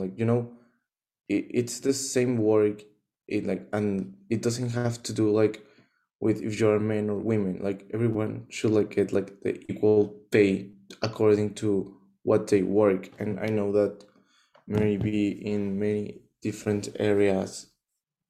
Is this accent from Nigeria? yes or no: no; Mexico; I'm from Mexico